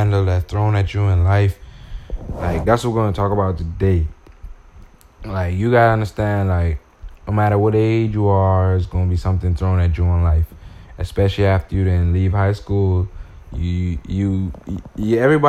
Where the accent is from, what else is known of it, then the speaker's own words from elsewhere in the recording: Bahamas; I'm from the Bahamas